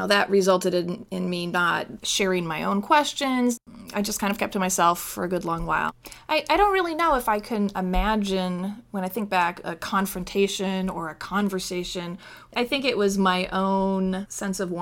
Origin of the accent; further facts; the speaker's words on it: Connecticut, United States; moved away as an adult; also born or lived in Indiana; Growing up in Connecticut